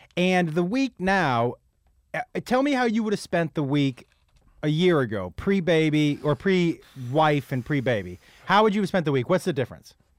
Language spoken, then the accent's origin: English; Massachusetts, United States; I grew up in Massachusetts